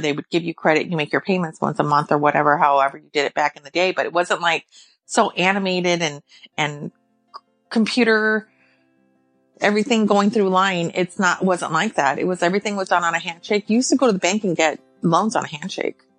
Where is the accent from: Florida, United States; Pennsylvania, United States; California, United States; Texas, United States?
California, United States; moved away as an adult; now in Illinois, United States; I'm from California, born and raised.